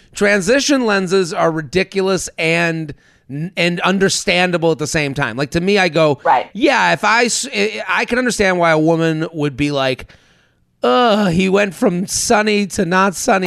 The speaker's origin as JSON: {"language": "English", "town": "Needham", "region": "Massachusetts", "country": "United States", "said": "I'm from Boston or I'm from Needham"}